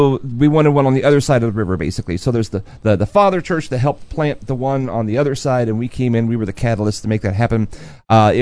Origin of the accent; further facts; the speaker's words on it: United States; I'm American